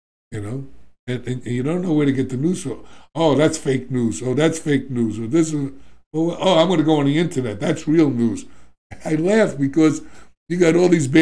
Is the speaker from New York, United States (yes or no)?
yes; New York, United States; I'm from New York